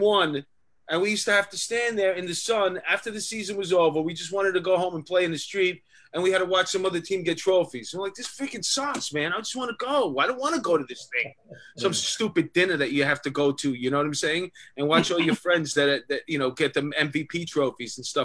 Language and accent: English; New York, United States; when we were kids growing up in New York